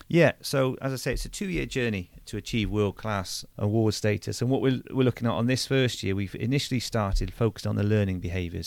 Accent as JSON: {"language": "English", "town": "Churchdown", "region": "South West England", "country": "United Kingdom", "tie": "born or raised there", "also_born_or_lived": "Plymouth / Bath / Gravesend / Gloucester", "said": "I went to school just a few miles away in, um, in Churchtown at, at Chosen Hill School, so a local comprehensive there"}